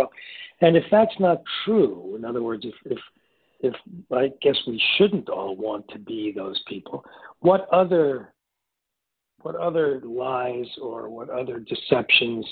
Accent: New York City, New York, United States; growing up in New York City in those days

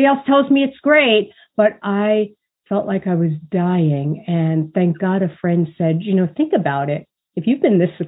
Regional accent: New York City, New York, United States; I grew up in Brooklyn, New York.

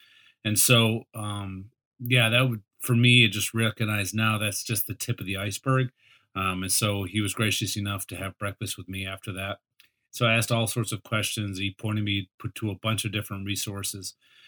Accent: Bumpville, Pennsylvania, United States; moved away as an adult; also born or lived in Orlando, Florida / Grand Rapids, Michigan / Lynchburg, Virginia; now in Atlanta, United States; I grew up in Bumpville, Pennsylvania, on a farm. And so I live in Atlanta, Georgia

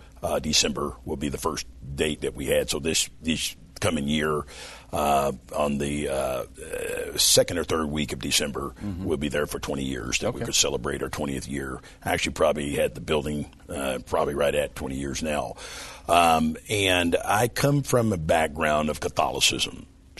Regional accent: Louisville, Kentucky, United States; moved away as an adult; also born or lived in Indianapolis, Indiana; The Louisville is where I'm originally okay. from. I grew up somewhat in Indianapolis, back and forth, but family up there. But Louisville was where I was born, reared up more.

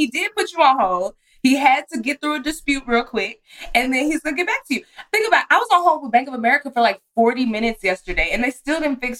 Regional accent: Texas, United States; I'm from Texas.

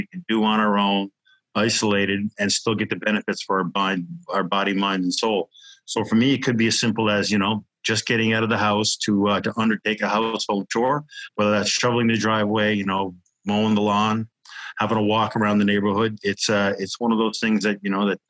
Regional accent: Newfoundland and Labrador, Canada; moved away; also born or lived in Newport, Wales; as a kid growing up in Newfoundland

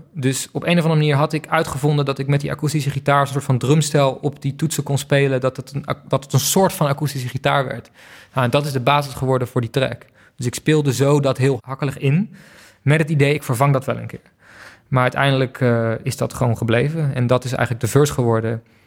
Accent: Friesland, Netherlands; moved away; also born or lived in Berlin; ik ben opgegroeid in Friesland met een stel koeien.

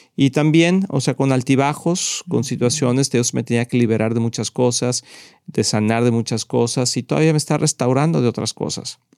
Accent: Mexico; nacimos en México

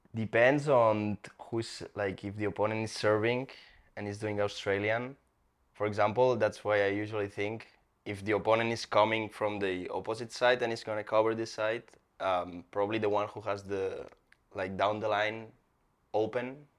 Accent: Barcelona, Catalonia, Spain; English is a second language; moved away as an adult; now in Miami, United States; I'm from Spain, Barcelona, Spain

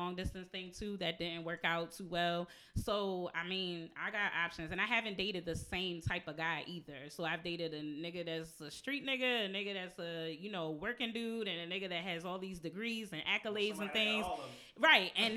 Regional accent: New Jersey, United States; now in Baltimore, United States; I'm from Jersey.

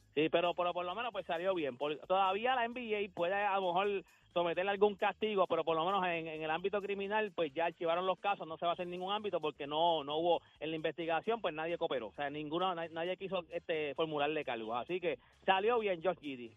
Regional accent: Loíza, Puerto Rico; Yo viví toda mi vida en, en Loiza, pero mi familia, toda mi familia, mi mamá de pues, Carolina

